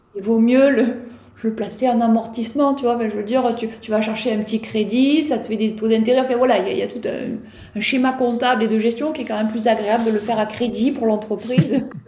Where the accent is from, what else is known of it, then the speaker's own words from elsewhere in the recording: Provence-Alpes-Côte d'Azur, France; chez nous en Provence